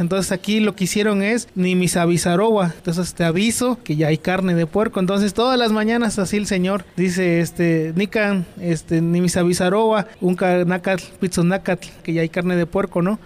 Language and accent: Spanish; Citlala, Guerrero, Mexico; yo soy originario de un pueblo del estado de Guerrero que se llama Citlala